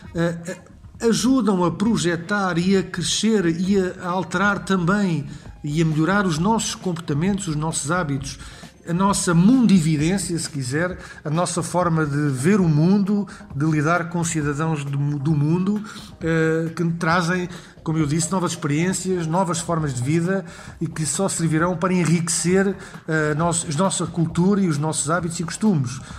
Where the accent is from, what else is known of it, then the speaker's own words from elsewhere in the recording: Portugal; enquanto português, enquanto cidadão